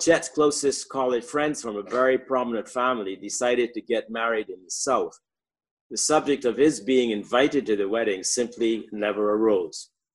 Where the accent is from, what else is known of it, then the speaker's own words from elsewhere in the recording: Barbados; moved away as an adult; I grew up in in Barbados.